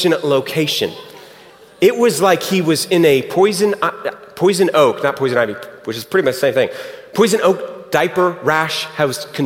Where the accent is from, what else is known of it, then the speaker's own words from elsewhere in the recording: Houston, Texas, United States; moved away; It's fun to be back in Houston. I'm from Houston originally.